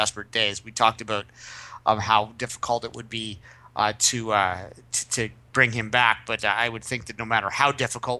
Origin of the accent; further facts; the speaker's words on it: Canada; as a Canadian.